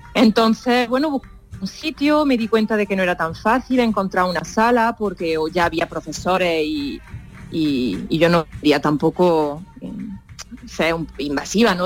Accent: Spain; moved away as an adult; also born or lived in Paris; yo no me fui de España por la crisis

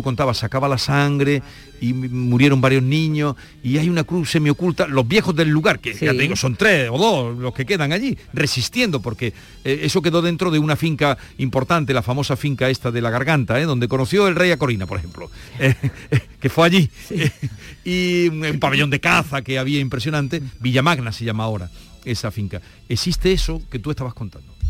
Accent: Los Pedroches, Andalusia, Spain; mi tierra, a la comarca Los Pedroches

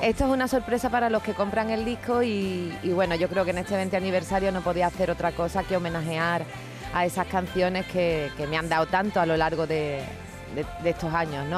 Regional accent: Cádiz, Andalusia, Spain; moved away; volver a mi tierra

